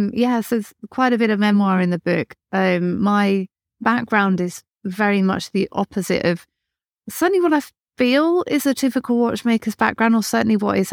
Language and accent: English; Birmingham, West Midlands, United Kingdom; accent: Birmingham; So I'm from North Birmingham. My accent is fake. And I was had a very strong Birmingham accent when I was younger.